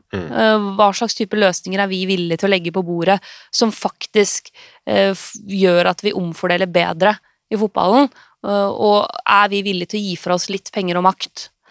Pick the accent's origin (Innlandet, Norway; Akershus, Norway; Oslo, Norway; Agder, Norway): Innlandet, Norway; Lillehammer; den fotballen jeg vokste opp med eh, på Stampesletta på Lillehammer